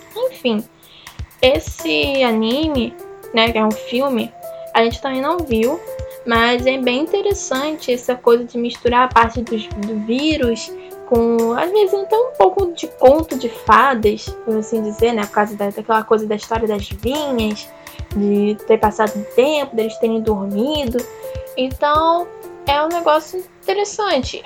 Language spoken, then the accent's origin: Portuguese; Brazil; eu sou brasileira